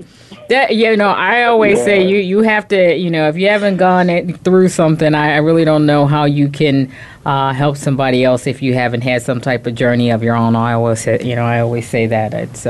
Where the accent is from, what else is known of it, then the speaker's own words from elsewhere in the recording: Chicago, Illinois, United States; also born or lived in Wheaton, Illinois; I'm originally from Chicago